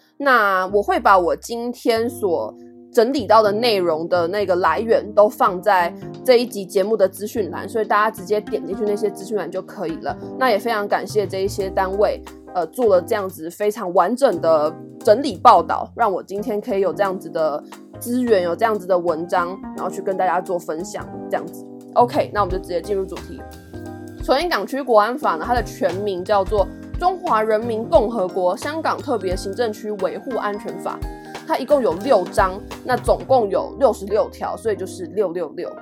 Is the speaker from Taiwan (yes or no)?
yes; Taiwan; 我是台湾人